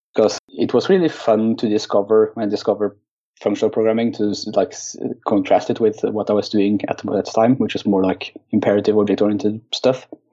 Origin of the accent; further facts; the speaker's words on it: Oslo, Norway; I'm from Oslo, Norway where I uh, work as a web developer for a consultant firm.